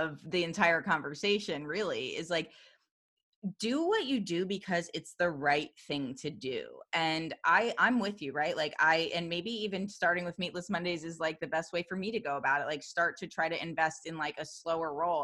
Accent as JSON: {"language": "English", "area": "outside of Philadelphia", "region": "Pennsylvania", "country": "United States", "tie": "born or raised there", "moved": "yes", "lives_now": "Seattle, United States", "said": "I grew up in the Northeast outside of Philly"}